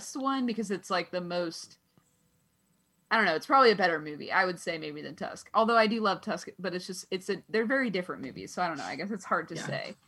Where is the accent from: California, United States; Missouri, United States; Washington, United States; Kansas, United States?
Kansas, United States; I grew up in Kansas.